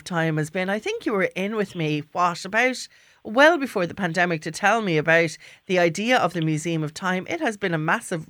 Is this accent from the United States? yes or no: no; Wexford, Leinster, Ireland; I'm from Wexford.